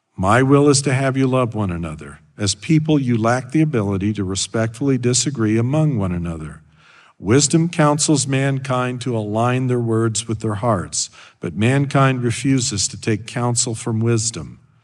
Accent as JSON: {"language": "English", "region": "Idaho", "country": "United States", "tie": "born or raised there", "moved": "yes", "said": "I grew up in Idaho"}